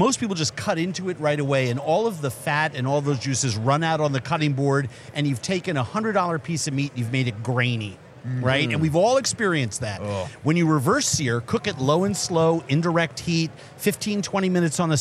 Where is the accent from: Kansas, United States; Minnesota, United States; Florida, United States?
Minnesota, United States; that was my hometown Super Bowl